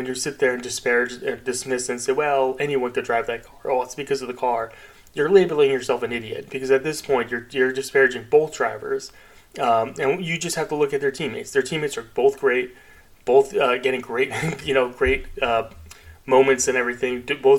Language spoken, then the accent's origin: English; United States; As an American